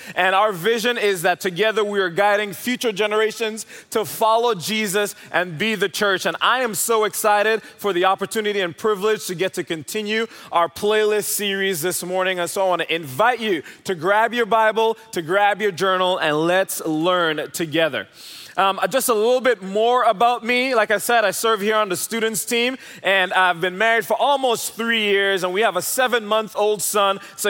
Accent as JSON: {"language": "English", "country": "Jamaica", "lives_now": "Dallas, United States", "said": "I'm originally from Jamaica, if you're wondering where the accent is from."}